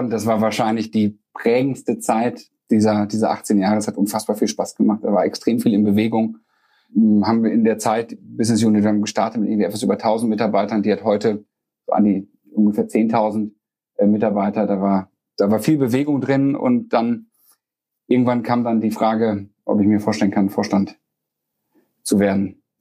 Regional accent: Bocholt, North Rhine-Westphalia, Germany; Ich habe damals gedacht, das wäre eine Bocholter Spedition. Bocholt ist meine Heimatstadt und habe nach dem Abi gesucht, geguckt, was kann ich machen

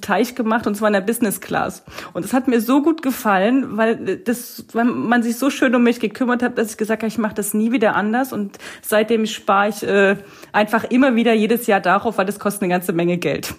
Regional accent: East Germany, Germany; now in Lauenau, Germany; ich bin eigentlich ein Ossi-Mädel und ich, ich, ich komme ich komm ursprünglich aus dem Osten

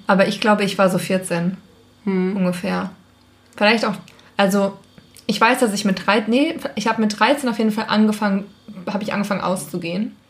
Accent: Schmalkalden, Thuringia, Germany; Schmalkalden ist der Ort, wo ich herkomme

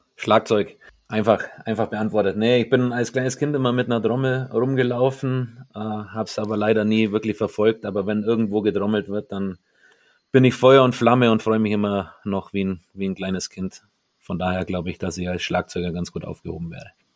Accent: Mindelheim, Bavaria, Germany; moved away as an adult; also born or lived in Bad Wörishofen / Kaufbeuren / Düsseldorf / Nuremberg; wenn bei uns in meiner Heimatstadt in Mindelheim das Frunzbergfest ansteht, das ist ein Mittelalterfest und da ist man als Mindelheimer aktiv dabei

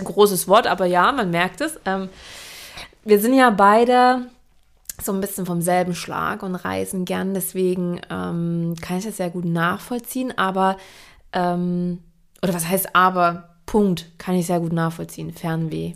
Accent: Saxony, Germany; ich komme ja aus Sachsen

